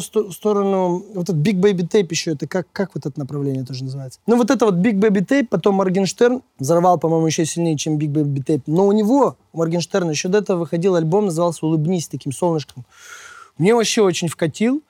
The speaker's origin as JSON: {"language": "Russian", "town": "Perm", "region": "Perm Krai", "country": "Russia", "tie": "born or raised there", "moved": "yes", "lives_now": "Moscow, Russia", "said": "я сам родом из Перми"}